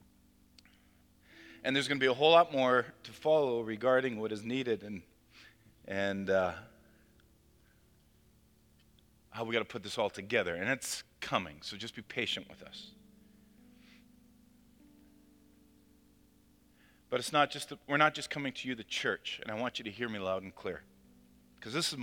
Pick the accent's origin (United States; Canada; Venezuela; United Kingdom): Canada; we as Canadian Christians